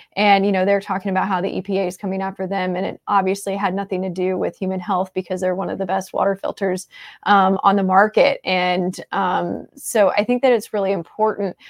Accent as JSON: {"language": "English", "region": "Midwest", "country": "United States", "tie": "born or raised there", "also_born_or_lived": "Florida / Saint Louis area", "moved": "as an adult", "lives_now": "St. Louis, United States", "said": "I grew up in the Midwest"}